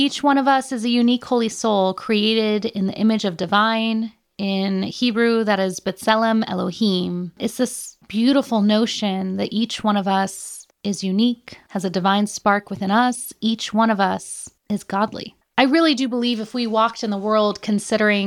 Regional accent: United States; I'm American

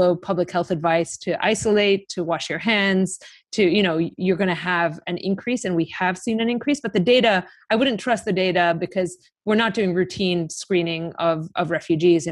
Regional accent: Greece; I'm from Greece.

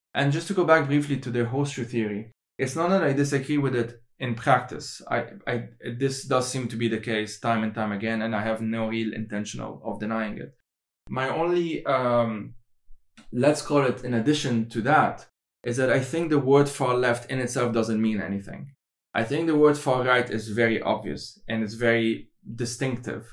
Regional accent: Lebanon; I am from Lebanon

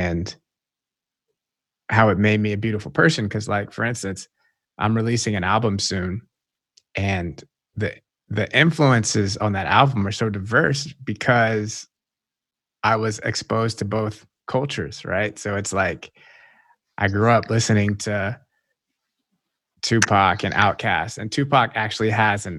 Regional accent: the South, United States; I grew up in the South

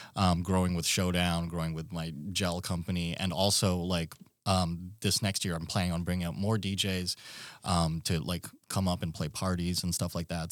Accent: Philippines; now in Alaska, United States; I'm from the Philippines originally

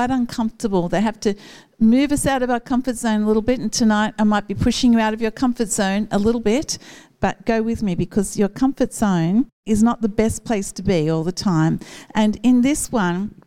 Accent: Newcastle, New South Wales, Australia; When I was a child, I grew up in Northlampton and my grandparents lived in Waratah

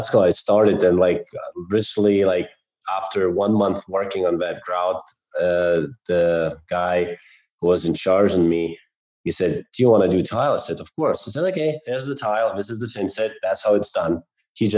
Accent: Lithuania; moved away as an adult; also born or lived in England; I'm originally from Lithuania

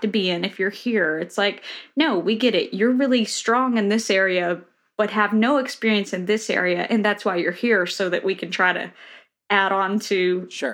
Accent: Tennessee, United States; moved away as an adult; also born or lived in Boston; now in Nashville, United States; the town I grew up in in Tennessee literally has 900 people

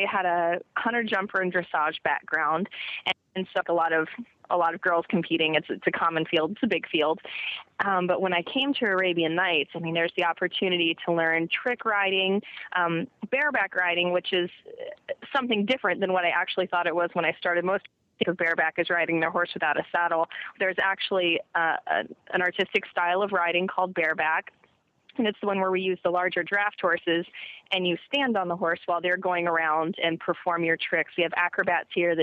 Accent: Orlando, Florida, United States; I was born and raised in Orlando, Florida, and I was a horseback rider

